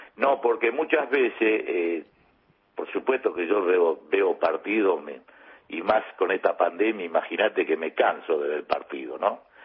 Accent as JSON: {"language": "Spanish", "region": "Buenos Aires", "country": "Argentina", "tie": "born or raised there", "said": "yo nací en Parque Chacabuco, a 10 cuadras que estaba la cancha, digamos, todos mis amigos de la infancia, todo cuervo, eso aquí que imagínate cuando volví al barrio"}